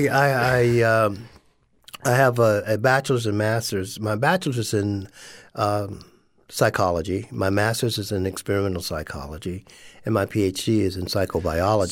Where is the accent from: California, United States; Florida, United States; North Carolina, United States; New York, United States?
Florida, United States; West Palm Beach; born or raised there; moved away as an adult; also born or lived in Sanford, Florida / Minnesota / Pennsylvania